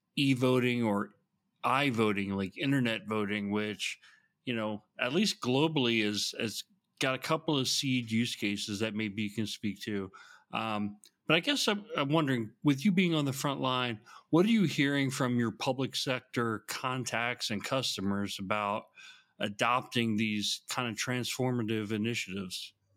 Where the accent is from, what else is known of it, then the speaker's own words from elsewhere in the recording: Georgia, United States; the state of Georgia, which is my home state